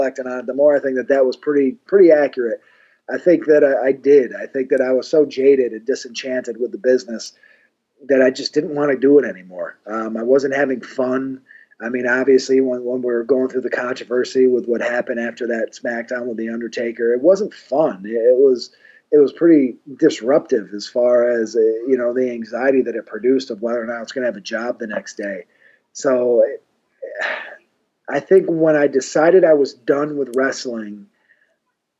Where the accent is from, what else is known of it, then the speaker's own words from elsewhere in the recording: Syracuse, New York, United States; I'm from Syracuse. We're only 2 hours away